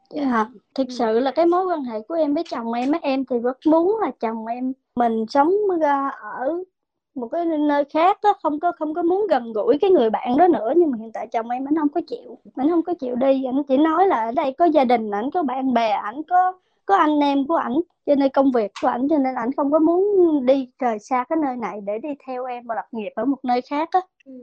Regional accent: Vietnam; moved away as an adult; now in United States; em thì ở Việt Nam

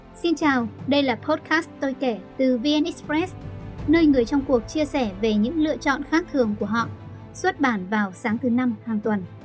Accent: Bac Giang, Vietnam; now in Ho Chi Minh City, Vietnam; quê tôi thì ở Bắc Giang

